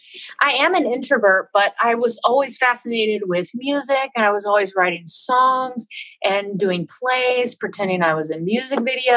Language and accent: English; Baton Rouge, Louisiana, United States; also born or lived in Mississippi; But I feel like I grew up in Louisiana and also in Mississippi, sort of I'm right, Baton Rouge is kind of right there, at the top of the toe of the boot.